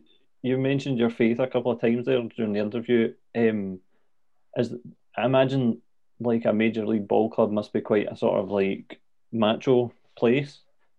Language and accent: English; Scotland, United Kingdom; accent: Scottish